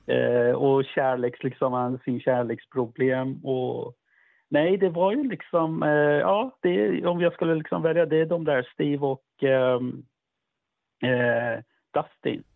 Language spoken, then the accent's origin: Swedish; Iran; now in Sweden; för mig som iranier